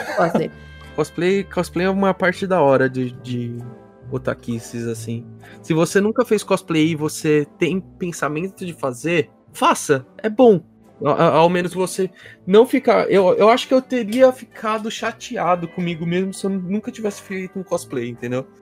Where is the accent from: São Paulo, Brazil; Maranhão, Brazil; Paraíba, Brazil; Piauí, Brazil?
São Paulo, Brazil; Guarulhos; eu sou de Guarulhos